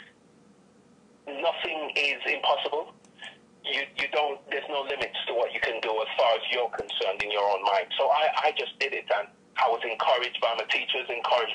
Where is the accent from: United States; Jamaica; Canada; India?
Jamaica; moved away; also born or lived in United Kingdom; I was born in the United Kingdom. Parents were in the UK for quite some time, about 25, 30 years, and they decided that they wanted to go home. So obviously I was young, so I left with them from the United Kingdom and back to Jamaica. So I went to primary school there, high school there, and college in Jamaica